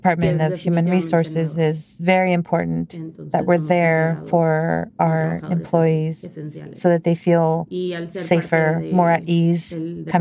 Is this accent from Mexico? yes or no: yes; Mexico; moved away; I come from Mexico, and you know, have my culture